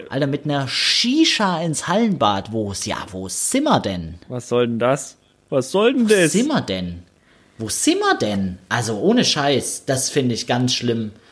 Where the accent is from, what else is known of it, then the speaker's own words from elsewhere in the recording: Stuttgart, Baden-Württemberg, Germany; in Stuttgart-Sonnenberg, der Stadtteil, wo ich aufgewachsen bin und wo ich jetzt äh, im Nachbarsort äh, quasi wohne, Stuttgart-Degerloch